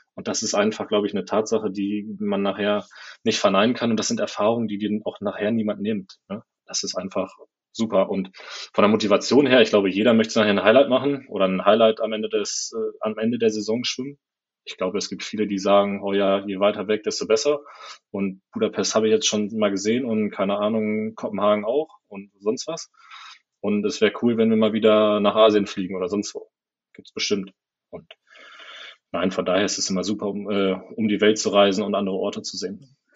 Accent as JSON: {"language": "German", "country": "Germany", "moved": "as an adult", "lives_now": "Adelaide, Australia", "said": "ich als Deutscher"}